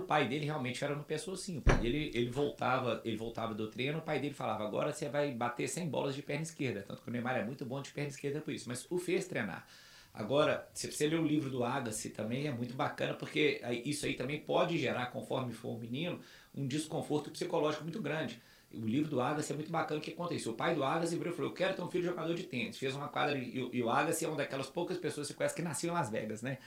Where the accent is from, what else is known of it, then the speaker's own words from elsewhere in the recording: Belo Horizonte, Minas Gerais, Brazil; also born or lived in Carangola; Então com 10 meses eu me mudei para Belo Horizonte, é, onde eu fixei raiz